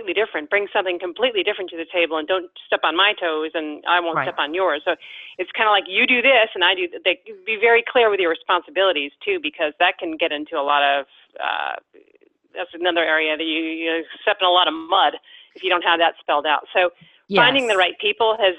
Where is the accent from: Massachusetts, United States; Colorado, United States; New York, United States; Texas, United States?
Massachusetts, United States; Cape Cod; born or raised there